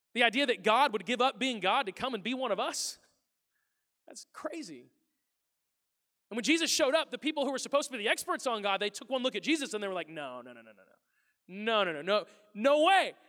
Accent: the Ozarks, Missouri, United States; moved away; I'm from the Ozarks in Missouri

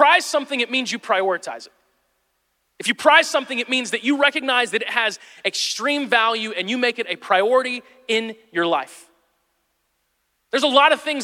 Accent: Midwest, United States; moved away; I'm from the Midwest

